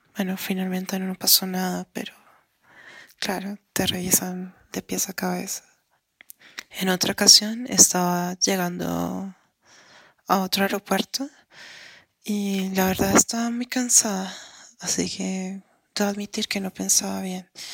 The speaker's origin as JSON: {"language": "Spanish", "country": "Colombia", "said": "soy colombiana"}